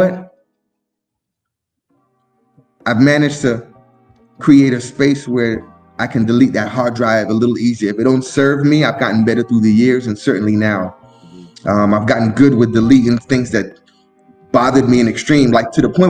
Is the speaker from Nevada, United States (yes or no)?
no; Miami, Florida, United States; also born or lived in Brooklyn, New York; I was born in Brooklyn, New York